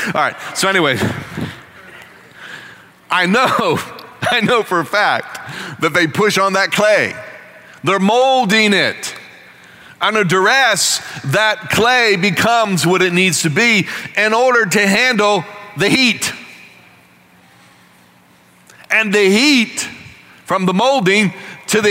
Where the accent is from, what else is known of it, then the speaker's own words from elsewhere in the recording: Northeast, United States; moved away; as a kid growing up in the Northeast